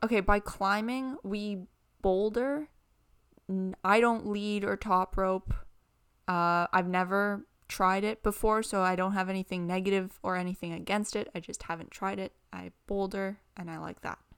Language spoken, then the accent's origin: English; Canada; we're from Canada and it gets really cold hmm. in the winter